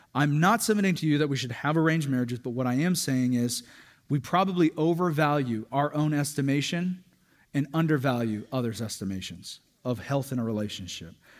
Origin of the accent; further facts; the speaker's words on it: Hawaii, United States; a Hawaiian dude who can get pretty dark in the summer